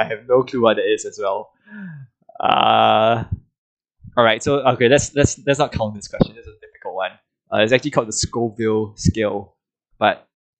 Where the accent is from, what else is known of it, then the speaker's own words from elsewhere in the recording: Singapore; I'm Singaporean